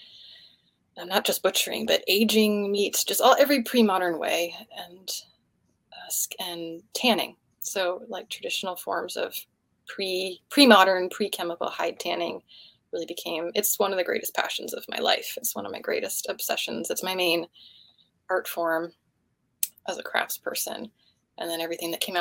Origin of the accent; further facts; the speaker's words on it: Atlanta, Georgia, United States; we lived close to woods where I grew up in Atlanta